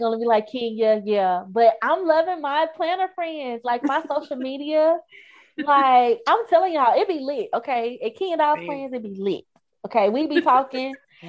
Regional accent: Hattiesburg, Mississippi, United States; in Mississippi, people here, like where I'm from, Hattiesburg, is very family oriented

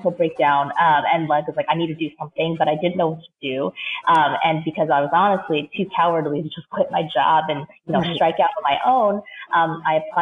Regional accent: Seattle, Washington, United States; moved away as an adult; also born or lived in New York; I grew up in Seattle, so came to New York

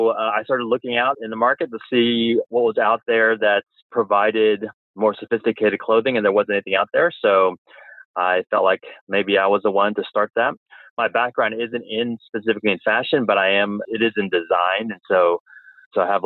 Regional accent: Orange County, California, United States; I'm from Orange County, California.

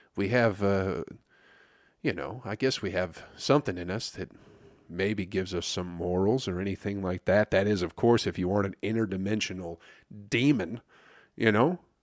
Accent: Michigan, United States; I'm from Michigan

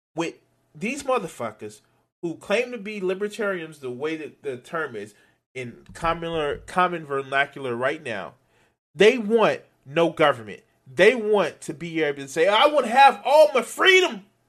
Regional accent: United States; I'm, I'm American

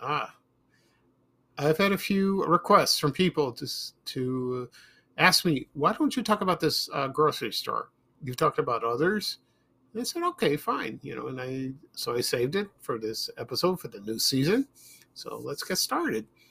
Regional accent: Chicago, Illinois, United States; when we moved from South Shore to Roseland in the South Side, Chicago

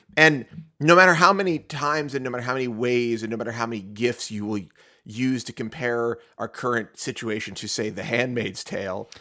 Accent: Pittsburgh, Pennsylvania, United States; I'm from Ketchup City, USA, Pittsburgh, Pennsylvania

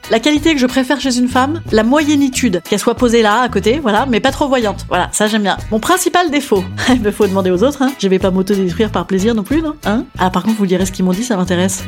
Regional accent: Normandy, France; je suis normande

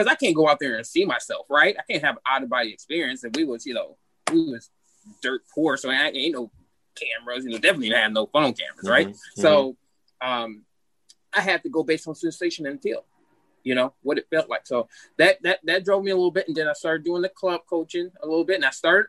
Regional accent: Wisconsin, United States; moved away as an adult; I'm from Wisconsin

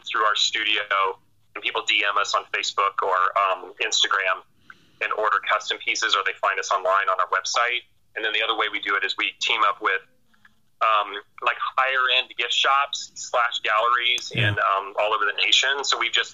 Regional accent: Florida, United States; now in Colorado, United States; we're from Florida

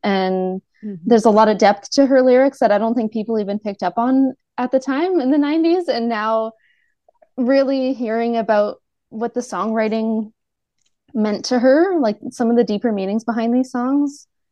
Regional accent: Canada; growing up in Canada

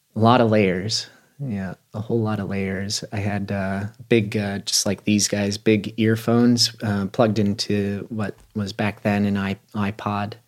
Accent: Aspen, Colorado, United States; a person that was born and raised in Aspen

